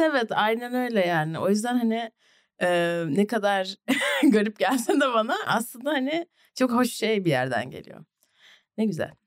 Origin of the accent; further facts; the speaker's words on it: Ankara, Turkey; also born or lived in New Jersey, United States; ben Bilkent'te, BAPS'ta okudum